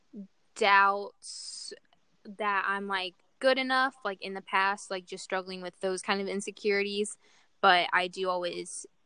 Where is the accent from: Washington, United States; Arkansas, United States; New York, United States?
Arkansas, United States; Little Rock; moved away; I'm from Little Rock, Arkansas